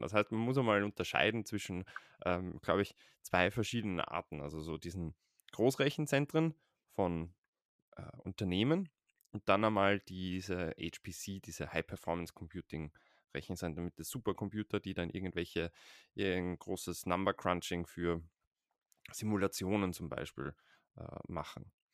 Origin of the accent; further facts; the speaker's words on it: Vienna, Austria; Ich bin in, lebe in Wien und bin aus Wien